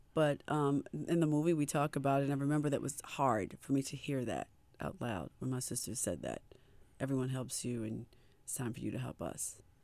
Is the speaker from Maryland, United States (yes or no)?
yes; Baltimore, Maryland, United States; we're all from Baltimore